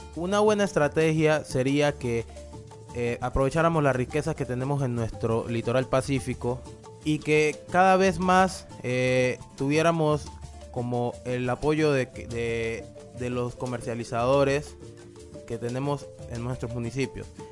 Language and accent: Spanish; Guapi, Cauca, Colombia; soy de Huapicauca